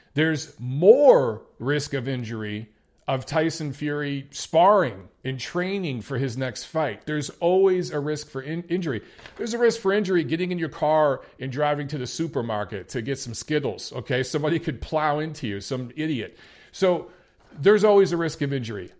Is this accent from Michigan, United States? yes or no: yes; Detroit, Michigan, United States; my Detroit Lions, my hometown team